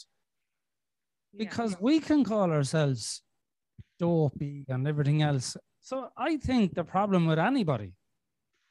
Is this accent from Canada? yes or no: no; Ireland; As an Irishman